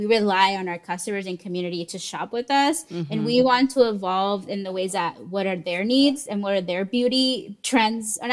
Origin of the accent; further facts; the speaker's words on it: San Diego, California, United States; I was born and lived in San Diego many years